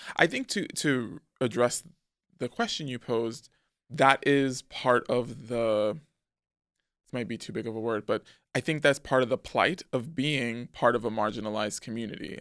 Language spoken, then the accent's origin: English; New York City, New York, United States; also born or lived in Manhattan / Harlem; we moved back to the Bronx when I was, like, four going on five, and that's where I remained through my teen years.